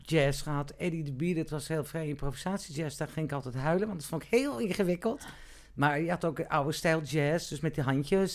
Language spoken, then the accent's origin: Dutch; Amstelveen, North Holland, Netherlands; ik ben geboren in Amstelveen, ik heb op de, eh, ik heb het HAVO in Amstelveen gedaan